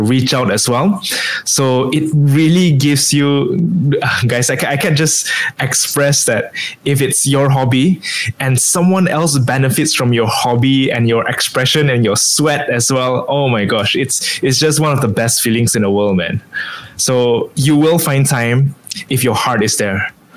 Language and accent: English; Kuching, Sarawak, Malaysia; moved away as an adult; also born or lived in Sabah; now in Penang, Malaysia; I was born and bred in Kuching